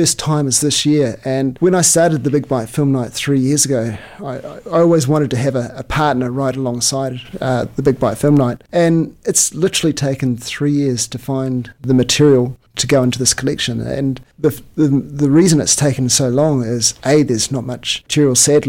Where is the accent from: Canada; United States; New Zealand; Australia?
New Zealand; Taupo, Waikato; my hometown of Taupo in New Zealand